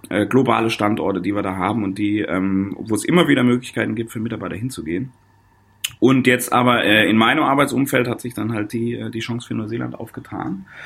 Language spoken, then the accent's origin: German; Koblenz, Rhineland-Palatinate, Germany; also born or lived in Stuttgart; Also ich komme ursprünglich aus Koblenz, äh, am, äh, vom wunderschönen deutschen Eck von Rhein und Mosel.